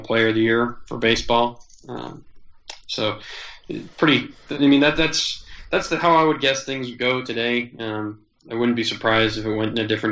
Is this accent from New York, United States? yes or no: no; New Jersey, United States; I grew up in New Jersey